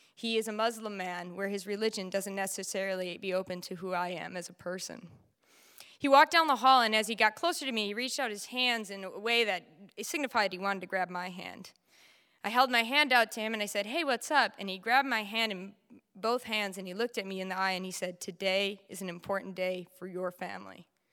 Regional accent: United States; born and raised in the United States

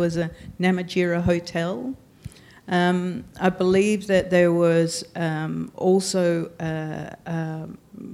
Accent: Darwin, Northern Territory, Australia; moved away; also born or lived in Adelaide, Australia; I grew up in Darwin and surrounded by family and culture and language

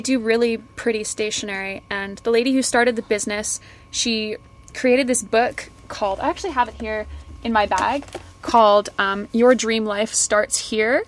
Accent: Kelowna, British Columbia, Canada; now in United Kingdom; I grew up in a town outside of Vancouver called Kelowna

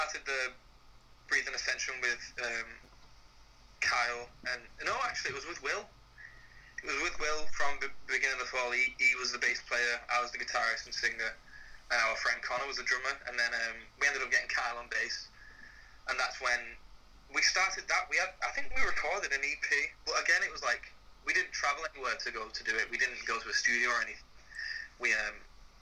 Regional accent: St Helens, North West England, United Kingdom; I'm from St. Helens, which is like 20 minutes outside of Liverpool.

